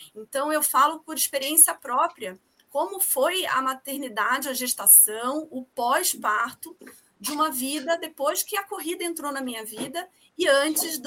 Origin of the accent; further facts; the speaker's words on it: Rio de Janeiro, Brazil; moved away as an adult; now in São Paulo, Brazil; eu sou carioca também, mas eu moro aqui em São Paulo há 16 anos